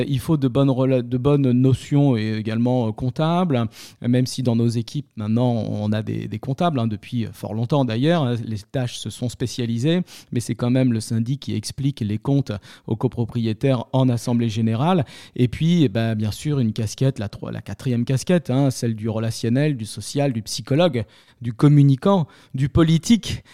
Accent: Paris, Île-de-France, France; also born or lived in Béziers; je suis un Parisien, je suis un titi parisien, même si je suis né à Béziers

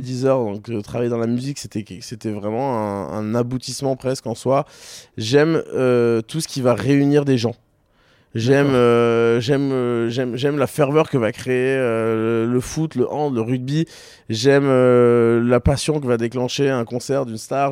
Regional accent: Toulon, Provence-Alpes-Côte d'Azur, France; moved away as an adult; also born or lived in Paris; now in Marseille, France; je viens de Toulon à la base

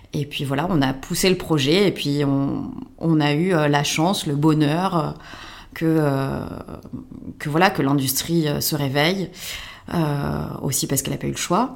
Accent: France; en tant que Français

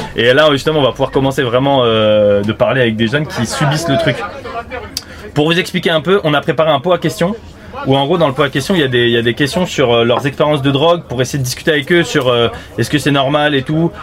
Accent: Île-de-France, France; je suis né en, en Ile-de-France et j'ai pas eu de prévention par les gendarmes euh, dans mon collège ou mon lycée

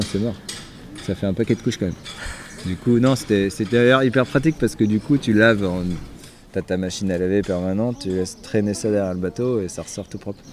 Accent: Brittany, France; on avait gardé une petite maison en Bretagne, euh, là où j'ai grandi

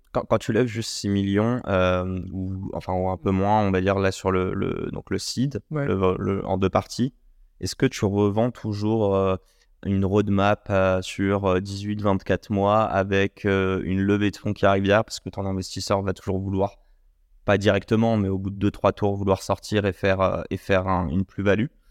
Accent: Morocco; On est marocain.

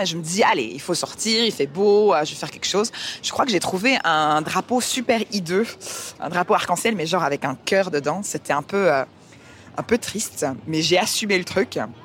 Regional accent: Liège, Wallonia, Belgium; also born or lived in Canada / England; now in Brussels, Belgium; je suis avant tout liégeoise

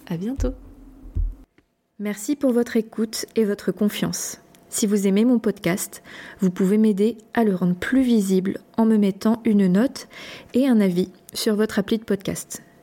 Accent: Brittany, France; en tant que bretonne

